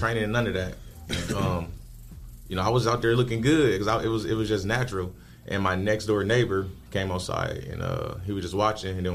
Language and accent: English; Toledo, Ohio, United States; I'm from Toledo, Ohio. I went to one of the academy schools. It was at the Matt Cumber building called Toledo Preparatory Academy.